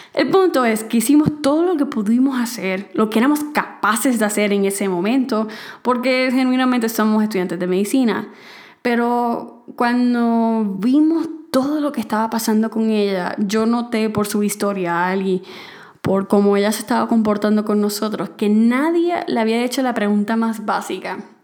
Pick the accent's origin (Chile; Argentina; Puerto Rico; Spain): Puerto Rico; moved away as an adult; now in Mexico; en mi país, en Puerto Rico